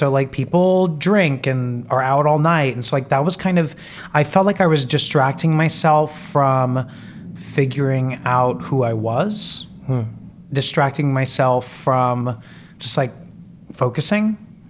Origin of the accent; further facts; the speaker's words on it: Orlando, Florida, United States; moved away as an adult; now in New York, United States; I was born in New York, but I was raised in Florida.